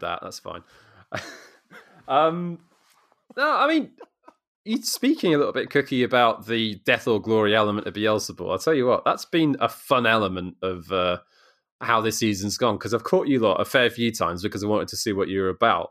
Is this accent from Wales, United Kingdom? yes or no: yes; South Wales, United Kingdom; I'm actually from South Wales